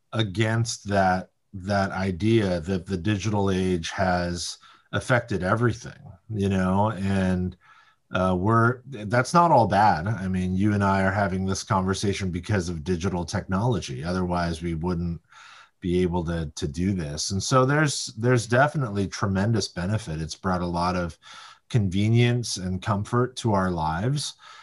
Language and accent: English; California, United States; I grew up in the Silicon Valley, the San Francisco Bay Area. I've been here basically my whole life. I wasn't born here, but I moved here when I was really young. And I never left.